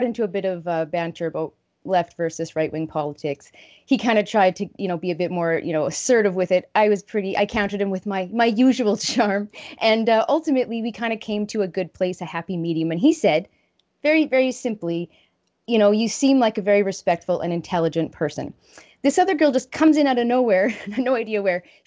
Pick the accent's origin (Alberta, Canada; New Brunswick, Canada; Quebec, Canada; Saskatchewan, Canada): Saskatchewan, Canada